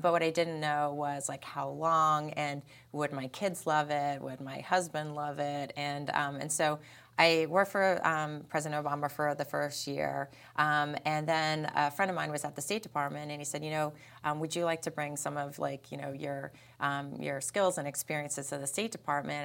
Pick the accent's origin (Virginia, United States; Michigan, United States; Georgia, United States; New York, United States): New York, United States; Peekskill; moved away; I'm from Peekskill, New York.